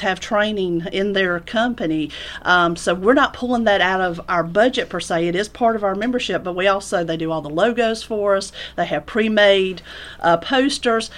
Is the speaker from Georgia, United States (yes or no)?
yes; Orchard Hill, Georgia, United States; also born or lived in Griffin, Georgia; I am a Griffin native. I, I was born here in Griffin. I grew up in Orchard Hill.